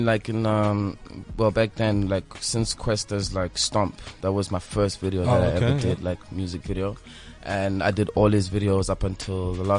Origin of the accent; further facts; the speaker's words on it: Queenstown, Eastern Cape, South Africa; moved away as an adult; now in Johannesburg, South Africa; You know, I come from Queenstown, so which is a really small, like, retirement town.